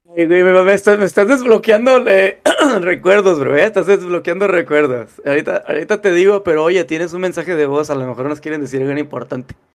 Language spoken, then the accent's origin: Spanish; Monterrey, Nuevo León, Mexico; moved away as an adult; now in United States; de madre regia, de ahí fue donde nací yo, de Monterrey, Nuevo León. Monterrey, Nuevo León fue la gran, donde eh, pasé gran parte de mi adolescencia